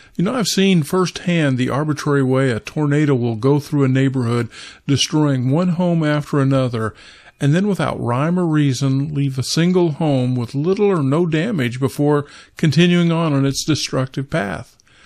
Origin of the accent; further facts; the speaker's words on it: Kansas, United States; I was raised in Kansas